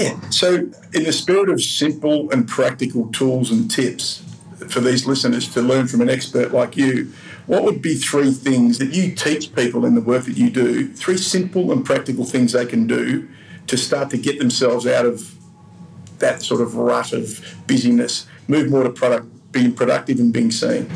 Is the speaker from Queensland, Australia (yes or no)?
no; Melbourne, Victoria, Australia; in Melbourne, in my hometown